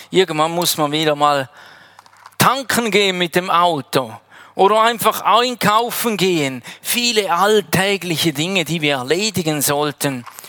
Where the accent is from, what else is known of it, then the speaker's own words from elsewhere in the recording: Heiden, Appenzell Ausserrhoden, Switzerland; moved away as an adult; now in Wädenswil, Switzerland; Ich komme ursprünglich aus Heiden